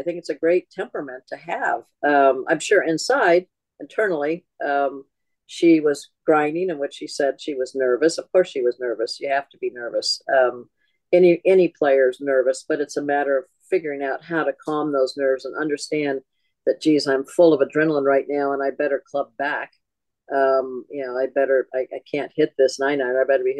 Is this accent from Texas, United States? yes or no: no; California, United States; born or raised there